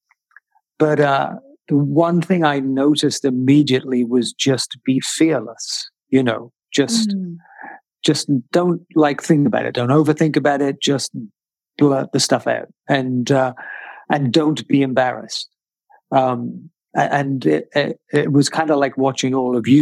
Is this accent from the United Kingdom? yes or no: yes; United Kingdom; I'm British